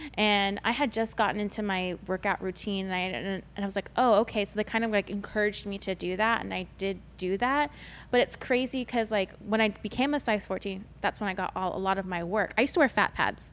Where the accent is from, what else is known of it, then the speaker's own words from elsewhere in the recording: United States; I'm an, Amer- an American Asian. I'm not from China